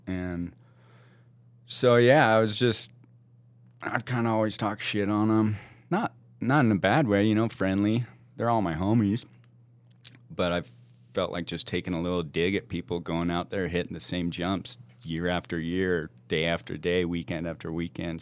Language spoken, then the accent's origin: English; Juneau, Alaska, United States; born or raised there; moved away; also born or lived in Washington